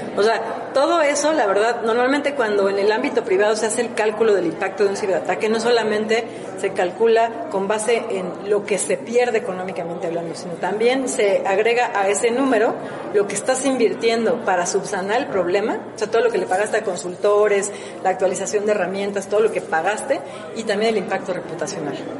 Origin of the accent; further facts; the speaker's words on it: Mexico; como mexicanos